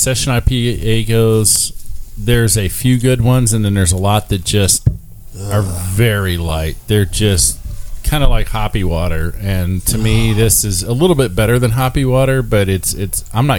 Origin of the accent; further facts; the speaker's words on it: Midwest, United States; I'm from the Midwest.